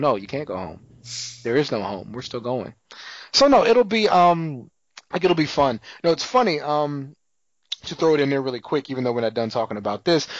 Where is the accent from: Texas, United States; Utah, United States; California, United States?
Texas, United States; San Antonio; I'm from San Antonio